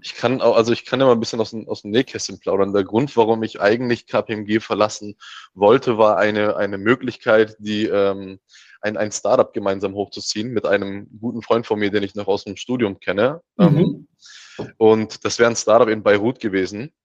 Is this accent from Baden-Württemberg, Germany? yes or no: yes; Heilbronn, Baden-Württemberg, Germany; moved away as an adult; also born or lived in Mannheim / Leeds; ich komme ja ursprünglich aus, ähm, aus Heilbronn, bin also quasi gebürtiger, gebürt, äh, gebürtiger Schwabe, ähm, bin dort geboren, aufgewachsen, Abi gemacht